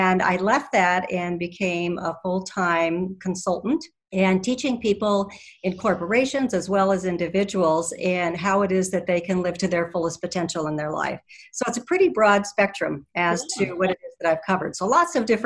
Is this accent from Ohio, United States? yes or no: no; Colorado, United States; I am from Colorado